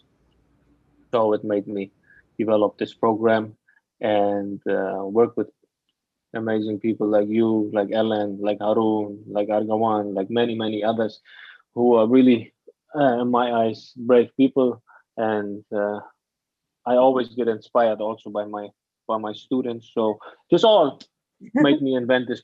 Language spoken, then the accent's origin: English; Afghanistan; also born or lived in Germany / Hamburg, Germany; now in Bali, Indonesia; I grew up in Afghanistan and then I moved to Germany.